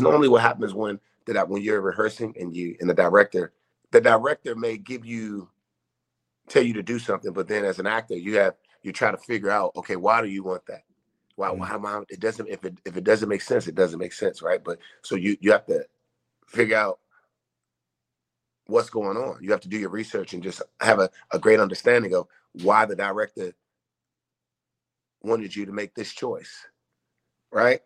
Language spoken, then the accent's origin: English; Washington, District of Columbia, United States; growing up as a kid, I grew up in Washington, D.C., Northwest Washington, D.C.